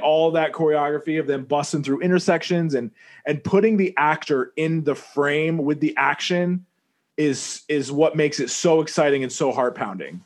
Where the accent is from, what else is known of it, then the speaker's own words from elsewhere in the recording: Vermont, United States; moved away; also born or lived in New York City; I didn't grow up in New York City, but you know I was raised in Vermont, but I grew up in New York City, right?